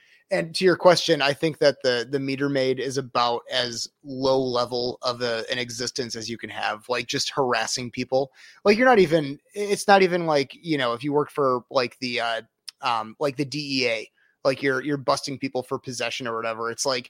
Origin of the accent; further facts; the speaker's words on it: Rockford, Illinois, United States; My parents are from Des Plaines. I'm from the Rockford area.